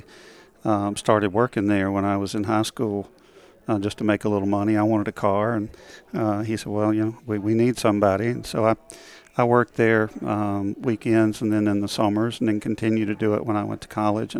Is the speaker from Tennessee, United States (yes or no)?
yes; Harriman, Tennessee, United States; I grew up in the east end of the state, a little town called Harriman, about 10,000 people when I was growing up